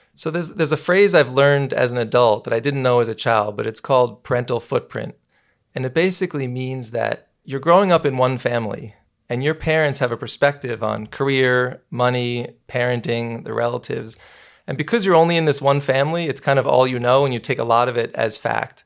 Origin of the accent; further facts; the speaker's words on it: New City, New York, United States; I was born and raised in New City, New York